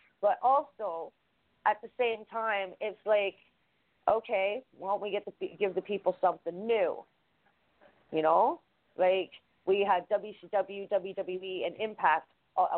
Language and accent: English; Canada